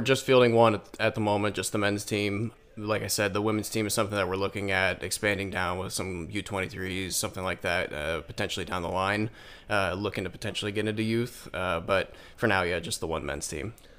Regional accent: Indiana, United States; now in Michigan, United States; I'm actually from Indiana.

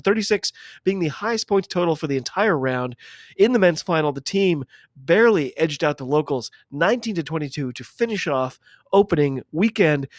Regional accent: United States; I'm an American

